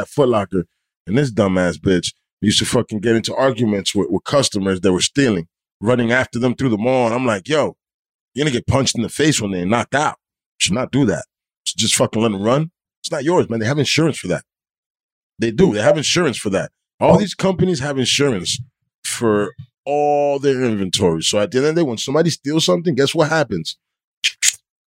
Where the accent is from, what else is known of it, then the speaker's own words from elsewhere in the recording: Weehawken, New Jersey, United States; from Weehawken